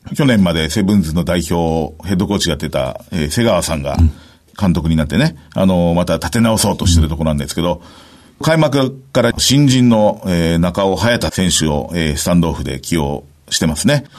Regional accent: Kagoshima, Japan; moved away; also born or lived in Kumamoto / Miyazaki; 熊本生まれの宮崎鹿児島育ち

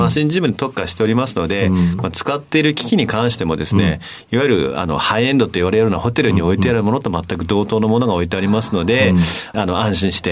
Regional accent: Nagano, Japan; 長野県になります。

